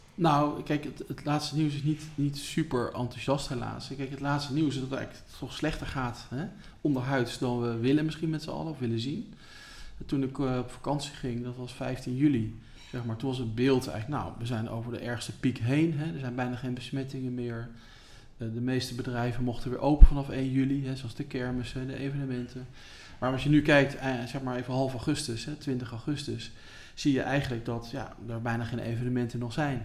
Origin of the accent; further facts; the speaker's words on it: The Hague, South Holland, Netherlands; ook als Hagenaar